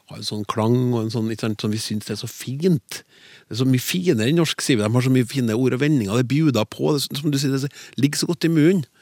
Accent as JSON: {"language": "Norwegian", "town": "Bergen", "region": "Vestland", "country": "Norway", "said": "og mitt favorittord er rabarbra. Fordi det er så morsomt å si, spesielt eh, som bergenser, fordi det er så mange r-er i ordet."}